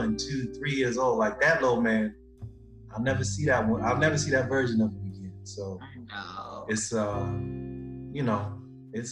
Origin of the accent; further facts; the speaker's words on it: Houston, Texas, United States; I was born in Houston, Texas